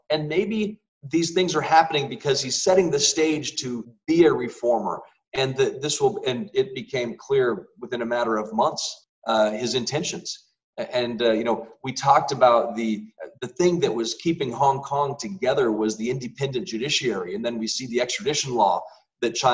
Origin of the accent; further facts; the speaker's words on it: Colorado, United States; In my home state of Colorado, that's created thousands and thousands of jobs